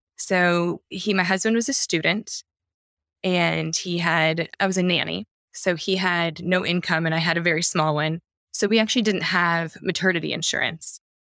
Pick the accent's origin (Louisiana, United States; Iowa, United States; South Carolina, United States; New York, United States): Iowa, United States; I'm from Iowa